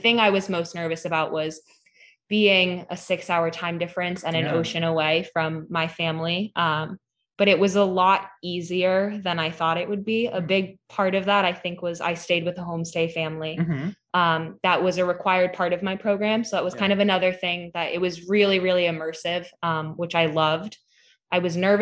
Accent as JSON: {"language": "English", "town": "Hadley", "region": "Massachusetts", "country": "United States", "said": "I'm from Western Mass. I'm from Hadley, which is right near UMass Amherst"}